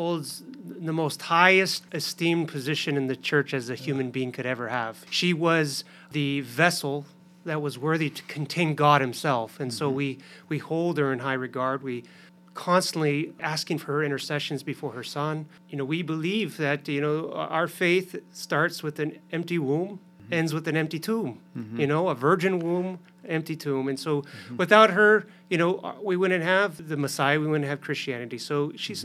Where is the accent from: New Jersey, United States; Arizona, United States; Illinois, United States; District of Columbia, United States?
Arizona, United States; now in Youngstown, United States; I grew up in Arizona